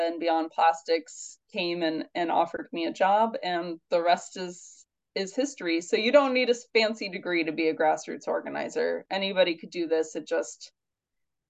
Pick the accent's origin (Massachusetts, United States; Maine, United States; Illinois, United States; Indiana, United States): Indiana, United States; now in New York, United States; I'm from Indiana, but I live in New York now